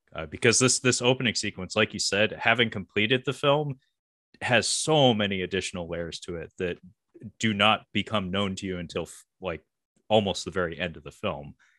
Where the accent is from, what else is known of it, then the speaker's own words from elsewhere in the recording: Seattle, Washington, United States; I grew up around Swedes, uh, you know, we have Ballard here in the, the Seattle area.